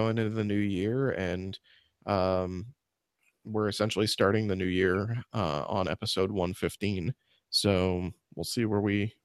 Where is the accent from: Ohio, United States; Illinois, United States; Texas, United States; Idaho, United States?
Illinois, United States; Springfield; I grew up in Springfield, Illinois.